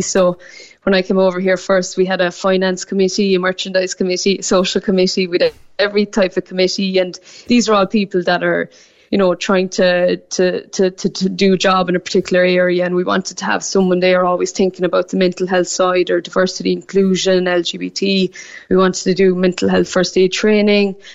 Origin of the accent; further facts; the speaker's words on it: Newmarket, Munster, Ireland; moved away as an adult; now in Sydney, Australia; I'm from Newmarket in North Cork.